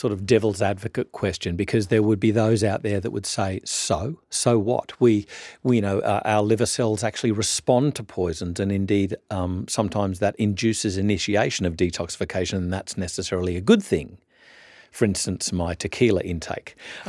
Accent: Orange, New South Wales, Australia; Sarah and I have a bit of a link in that we both did some growing up in Orange, New South Wales.

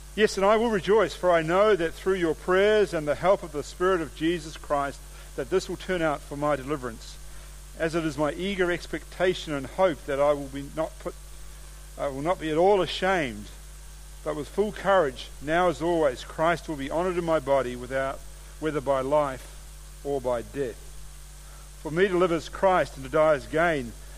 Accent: New Zealand; moved away as an adult; now in Australia; I'm a New Zealander.

